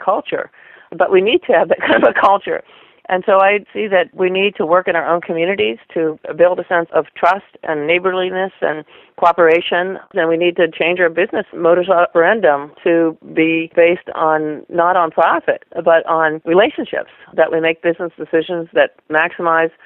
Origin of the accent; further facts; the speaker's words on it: Western Pennsylvania, United States; I was raised actually in Western Pennsylvania